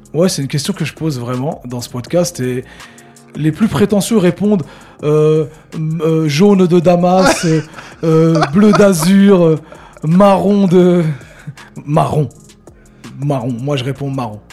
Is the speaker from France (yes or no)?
yes; Le Havre, Normandy, France; moved away as an adult; also born or lived in Caucriauville, Le Havre; je suis originaire du Mont-Gaillard